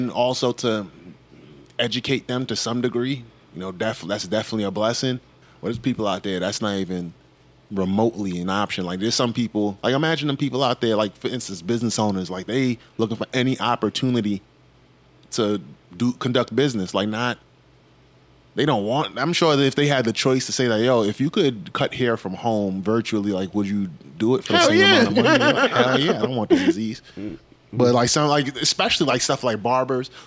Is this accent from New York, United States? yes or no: yes; New York City, New York, United States; I grew up in New York and I've been in New York for a while